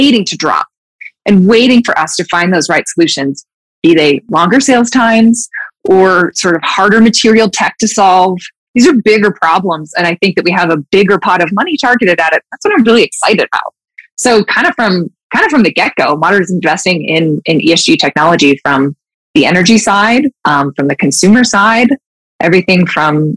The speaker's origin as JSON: {"language": "English", "region": "Utah", "country": "United States", "tie": "born or raised there", "said": "I grew up in Utah, like super big outdoorsy state."}